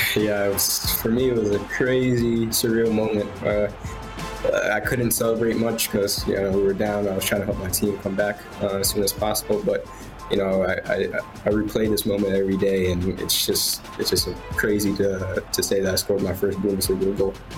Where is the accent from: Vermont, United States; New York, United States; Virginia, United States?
Virginia, United States; now in Wolfsburg, Germany; where I'm from, uh, in Virginia